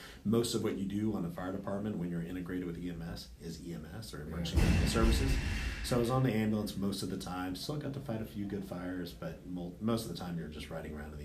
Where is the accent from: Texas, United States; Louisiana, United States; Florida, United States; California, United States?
Texas, United States; Odessa; moved away; Grew up in Odessa, so West Texas